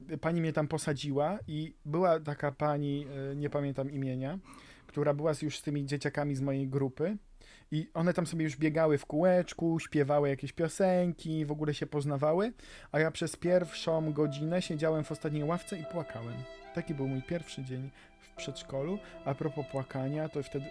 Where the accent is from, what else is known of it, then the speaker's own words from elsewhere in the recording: Zagłębie, Silesian Voivodeship, Poland; to ja bardziej z Zagłębia